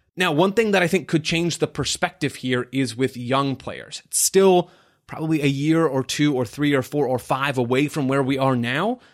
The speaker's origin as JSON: {"language": "English", "town": "Phoenix", "region": "Arizona", "country": "United States", "tie": "born or raised there", "said": "my hometown team, Phoenix Rising"}